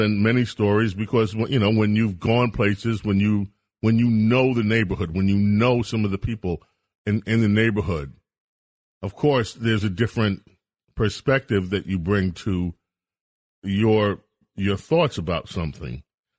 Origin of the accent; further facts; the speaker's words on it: Buffalo, New York, United States; I was born in Buffalo, New York. I have family, a lot of family, on both sides, my mother's side and my father's side in Buffalo, New York.